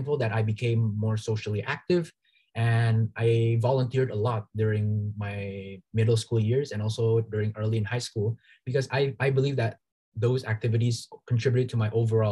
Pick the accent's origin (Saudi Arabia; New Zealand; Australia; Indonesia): Indonesia; moved away as an adult; now in Toronto, Canada; go back to Indonesia and provide value to my home country